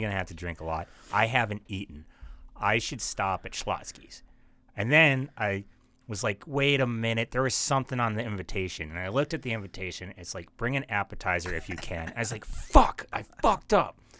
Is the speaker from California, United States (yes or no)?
no; Bismarck, North Dakota, United States; I'm from Bismarck